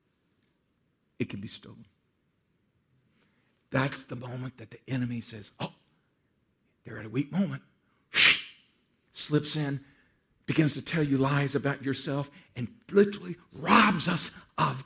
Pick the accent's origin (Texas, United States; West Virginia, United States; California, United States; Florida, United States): Texas, United States; I'm from Texas